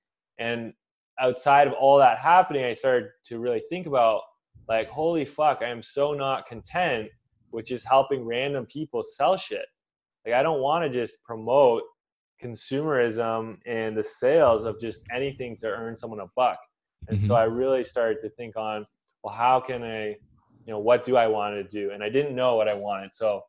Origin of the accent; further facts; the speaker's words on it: Canada; But I came from Canada and a very scientific background.